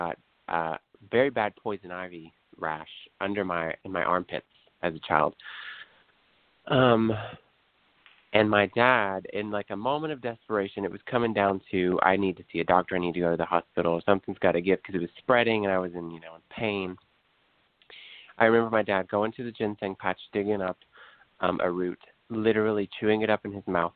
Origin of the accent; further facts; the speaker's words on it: Appalachian Mountains, southeast Kentucky, United States; I'm from the Appalachian Mountains in southeast Kentucky.